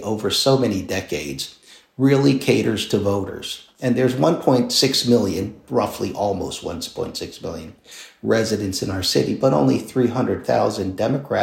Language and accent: English; Philadelphia, Pennsylvania, United States; I'm born and raised in King Sessing, which is not an affluent neighborhood, went to public school.